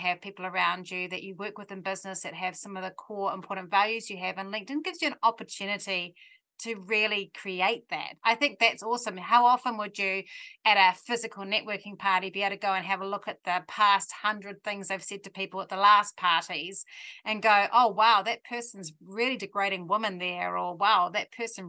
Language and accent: English; New Zealand; we're Kiwis